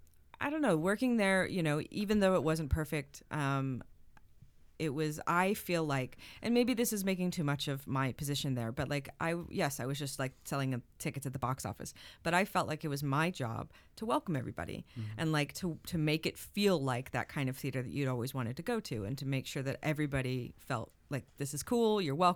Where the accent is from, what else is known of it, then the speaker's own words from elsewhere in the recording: Las Vegas, Nevada, United States; now in Los Angeles, United States; I grew up in Las Vegas where there's no Repertory Cinema.